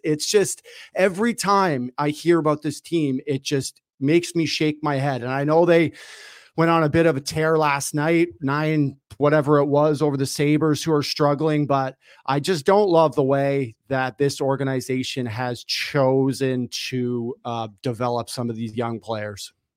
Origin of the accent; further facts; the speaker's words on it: Toronto, Ontario, Canada; I grew up in Toronto